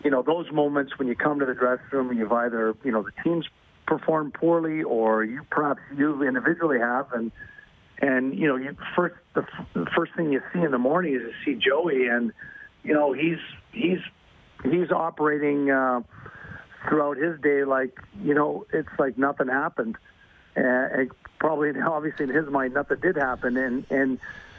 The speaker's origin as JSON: {"language": "English", "town": "Montreal", "region": "Quebec", "country": "Canada", "tie": "born or raised there", "moved": "yes", "said": "growing up in Montreal"}